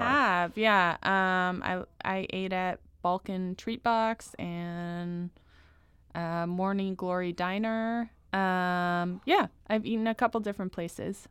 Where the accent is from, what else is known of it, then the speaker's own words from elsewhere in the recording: Washington, District of Columbia, United States; moved away as an adult; now in St. Louis, United States; I grew up in Washington, D C